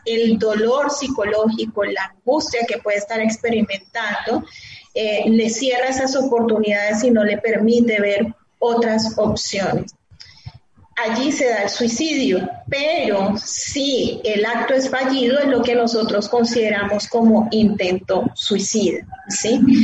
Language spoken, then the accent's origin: Spanish; Colombia; aquí en mi país